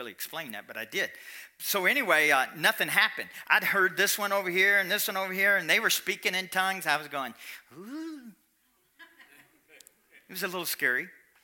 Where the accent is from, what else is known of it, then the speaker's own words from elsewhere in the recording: Kentucky, United States; I'm from Kentucky